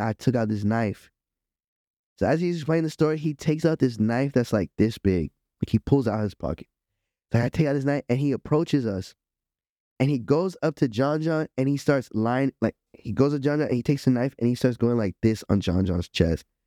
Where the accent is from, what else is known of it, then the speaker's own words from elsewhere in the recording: Miami, Florida, United States; I'm from Miami